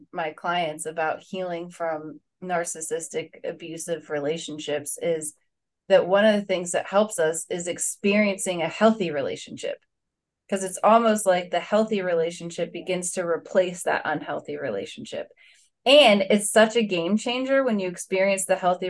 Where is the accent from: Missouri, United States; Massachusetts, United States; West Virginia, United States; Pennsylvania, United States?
West Virginia, United States; now in Florida, United States; I grew up in West Virginia.